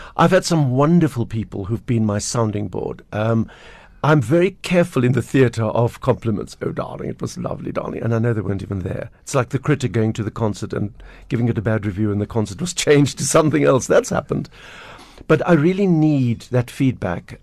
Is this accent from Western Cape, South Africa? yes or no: yes; Pinelands, Western Cape, South Africa; We grew up in Pinelands with the, with the little squirrels and the pine trees